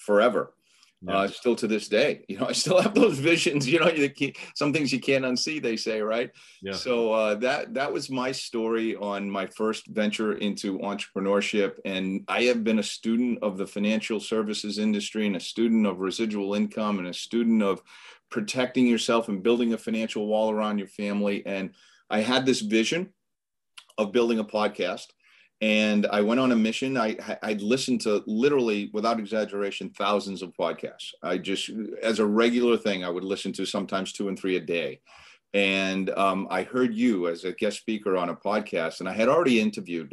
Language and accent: English; Boston, Massachusetts, United States; I grew up in the Boston area. So born and bred up here in Boston, Massachusetts area